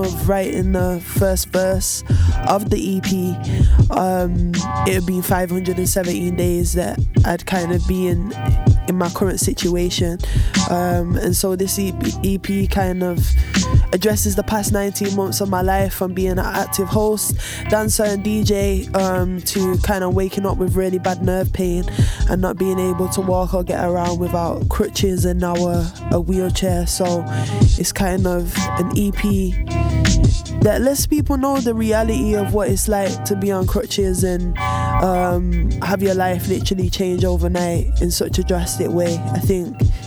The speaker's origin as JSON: {"language": "English", "town": "Manchester", "region": "North West England", "country": "United Kingdom", "tie": "born or raised there", "said": "I'm from Manchester, born and bred"}